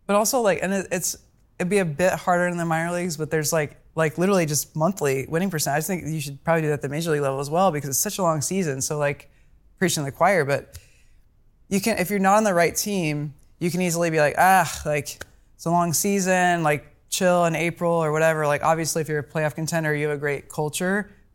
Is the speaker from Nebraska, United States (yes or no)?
yes; Omaha, Nebraska, United States; I'm from Omaha's